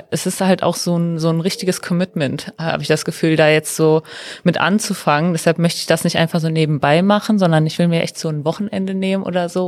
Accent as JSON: {"language": "German", "town": "Mülheim", "region": "North Rhine-Westphalia", "country": "Germany", "said": "ich komme aus Mülheim und äh, wohne auch aktuell da."}